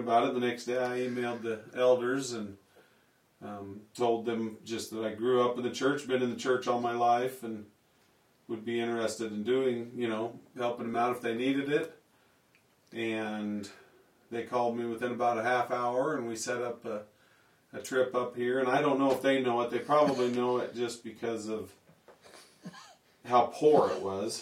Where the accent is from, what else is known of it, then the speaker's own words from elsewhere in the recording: Lamar, Colorado, United States; moved away as an adult; also born or lived in Sterling, Colorado; now in Riverton, United States; I was born in Lamar, Colorado